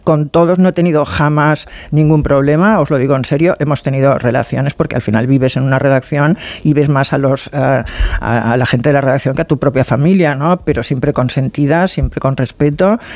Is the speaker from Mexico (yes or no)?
no; Barcelona, Catalonia, Spain; soy de Barcelona